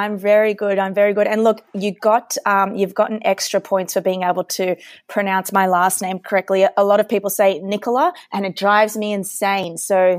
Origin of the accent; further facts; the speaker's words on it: Sydney, New South Wales, Australia; I obviously, with the accent, I'm from Sydney, Australia. So I raced for Australia, going to Beijing.